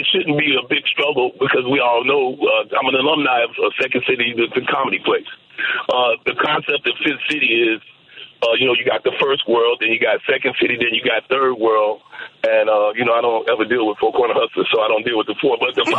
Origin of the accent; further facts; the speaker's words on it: Chicago, Illinois, United States; now in Maui, United States; as a Chicagoan